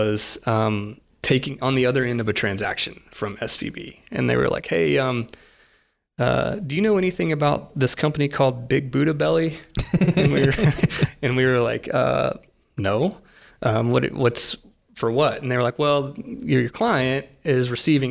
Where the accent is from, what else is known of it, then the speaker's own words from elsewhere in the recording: Odessa, Texas, United States; I'm born and raised in West Texas. Odessa was born there.